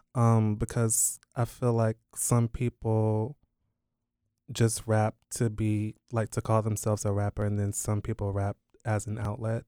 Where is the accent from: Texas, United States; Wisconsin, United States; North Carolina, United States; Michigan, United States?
North Carolina, United States; Durham; I am based in North Carolina. I was born in Durham, North Carolina